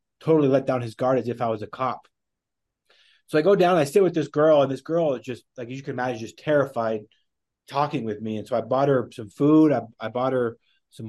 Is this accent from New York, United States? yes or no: no; Wyoming, United States; moved away as an adult; also born or lived in Dominican Republic; now in Salt Lake City, United States; growing up in Wyoming